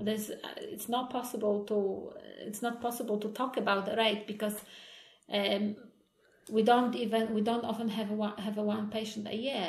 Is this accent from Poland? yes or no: yes; Poland; also born or lived in England; now in Umeå, Sweden; I'm originally originally from Poland.